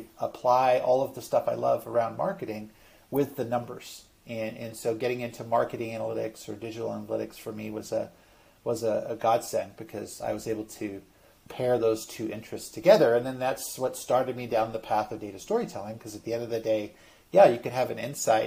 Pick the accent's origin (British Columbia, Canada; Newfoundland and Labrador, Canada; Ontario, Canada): British Columbia, Canada; Vancouver; I grew up in Vancouver, British Columbia, Canada